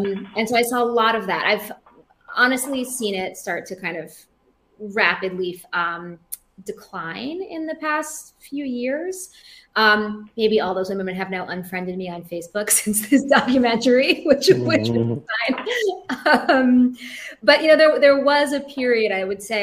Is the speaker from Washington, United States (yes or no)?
yes; Seattle, Washington, United States; now in New York City, United States; I grew up in Seattle, which is a really progressive place